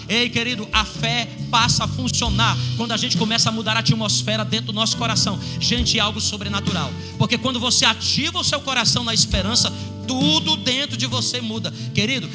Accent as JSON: {"language": "Portuguese", "region": "Ceará", "country": "Brazil", "said": "eu sou do Ceará"}